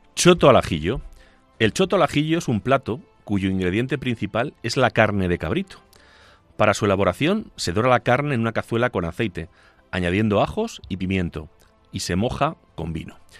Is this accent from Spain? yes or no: yes; Agudo, Castilla-La Mancha, Spain; he acabado en mi pueblo, en Agudo